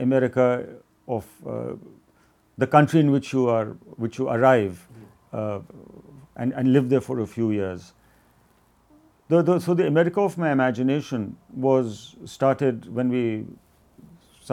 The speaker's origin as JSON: {"language": "English", "country": "India", "also_born_or_lived": "Iowa City, United States", "said": "I had to return to India"}